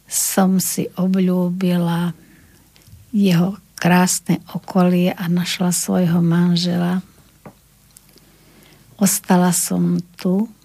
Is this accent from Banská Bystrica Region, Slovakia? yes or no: yes; Lučenec, Banská Bystrica Region, Slovakia; moved away as an adult; som na dôchodku, mám 75 rokov, pochádzam z Lučenca a práve v Lučenci na prvom stupni ma učila pani učiteľka Pohánková